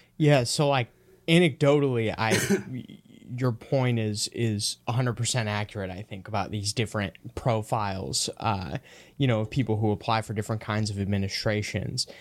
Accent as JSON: {"language": "English", "region": "Minnesota", "country": "United States", "said": "I'm from Minnesota"}